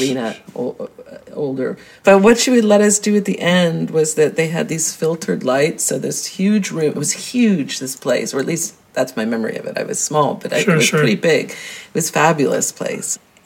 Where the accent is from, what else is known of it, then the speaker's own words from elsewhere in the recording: Greenwich, Connecticut, United States; I was born in Greenwich, Connecticut